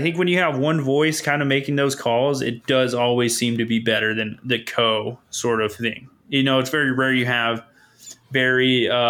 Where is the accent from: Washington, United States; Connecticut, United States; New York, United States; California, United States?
California, United States; I'm from California.